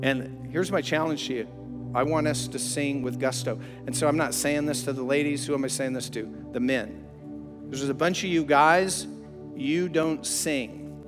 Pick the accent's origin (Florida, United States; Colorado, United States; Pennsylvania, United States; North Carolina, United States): Colorado, United States; I grew up in Colorado